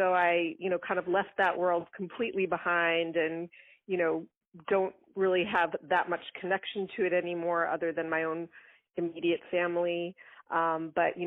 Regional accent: Long Island, New York, United States; I grew up on Long Island in New York

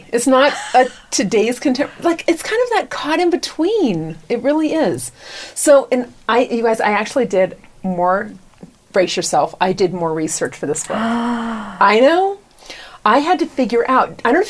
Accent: United States; also born or lived in Caracas, Venezuela; So here I was from the United States

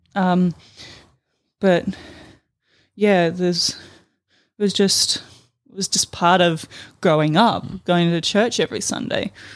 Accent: Palmerston, Northern Territory, Australia; also born or lived in Darwin; raised in Darwin. Um, actually, the, raised in the satellite city of Palmerston

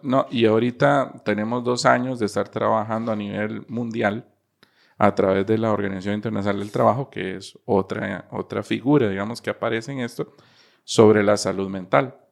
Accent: Costa Rica; como costarricense

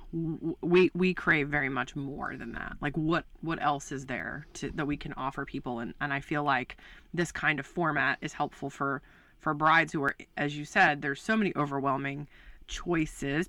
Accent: Baltimore, Maryland, United States; moved away as an adult; also born or lived in West Coast; I'm from Baltimore, Maryland

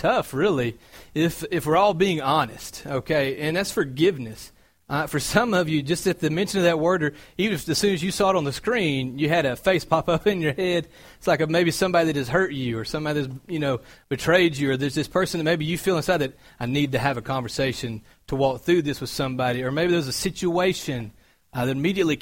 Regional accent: Cartersville, Georgia, United States; moved away as an adult; I'm from Georgia. I moved up from a small town called Cartersville

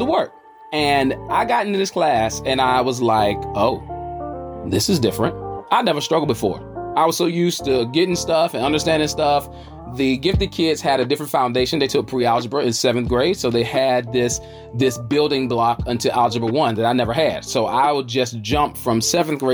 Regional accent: Charlotte, North Carolina, United States; I'm hailing from the South by way of the QC, the Queen City, Charlotte, North Carolina

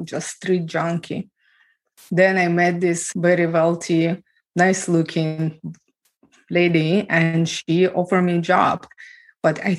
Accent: Ukraine; moved away; I was born and raised in Ukraine

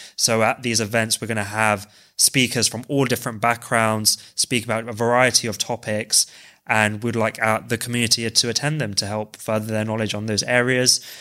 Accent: London, United Kingdom; I'm originally from West London

